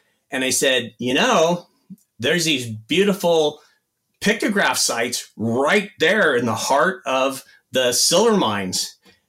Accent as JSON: {"language": "English", "town": "Inglewood", "region": "California", "country": "United States", "tie": "born or raised there", "said": "I was born in Inglewood, California, and I considered myself a Native American"}